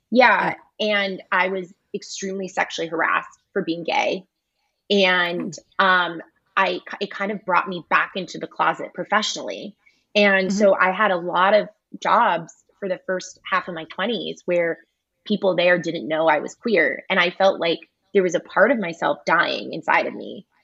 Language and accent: English; United States; accent: American; have a very American accent